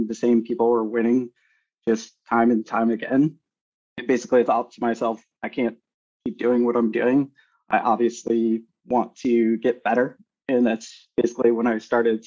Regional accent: Chicago, Illinois, United States; moved away as an adult; also born or lived in Minneapolis; I was born in Chicago and ended up moving to Minneapolis for another job

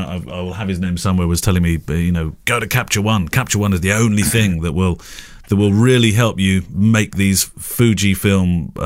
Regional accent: United States; now in Mexico City, Mexico; I'm originally from the States, been living the last 10 years in Mexico City, and I'm in the process of getting my documentary wedding photo business off the ground here.

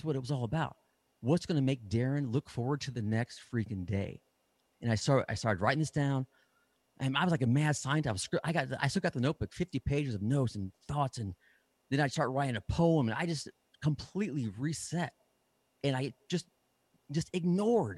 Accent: Midwest, United States; moved away as an adult; also born or lived in California / Nashville; I settled down in the Midwest, my hometown area

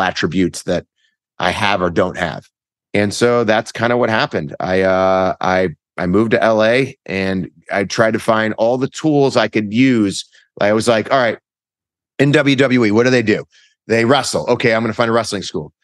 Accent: Cleveland, Ohio, United States; moved away as an adult; also born or lived in Los Angeles; I'm from Cleveland

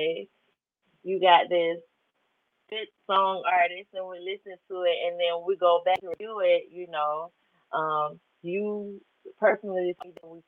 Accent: United States; I grew up in Baton Rouge. So it's a little small country town right in Atlanta. It's 2.5 hours away from Atlanta

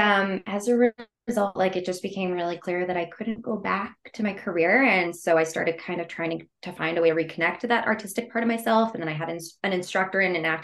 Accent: Canada; I'm actually Canadian.

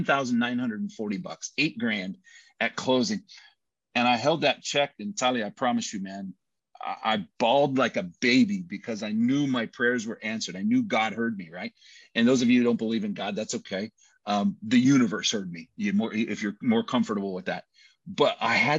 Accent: United States; also born or lived in Brazil; I'm American

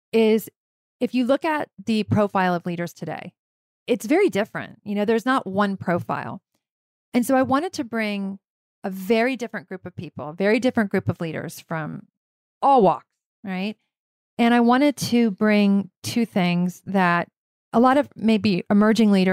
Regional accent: Virginia, United States; I grew up in Virginia

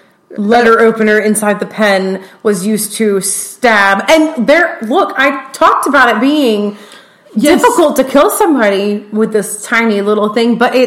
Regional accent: Texas, United States; Except that we're from Texas, and we're Southern, and so we both read, I got him.

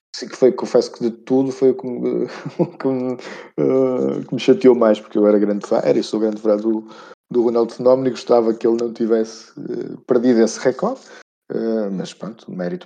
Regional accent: Portugal; como bom português

